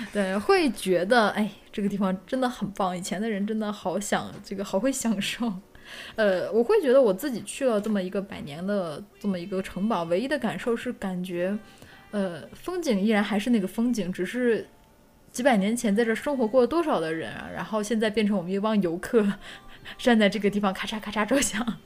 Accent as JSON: {"language": "Chinese", "country": "China", "said": "我们中国人"}